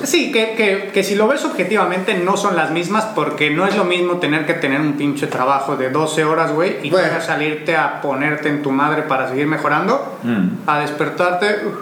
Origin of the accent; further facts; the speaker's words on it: Mexico; nosotros como mexicanos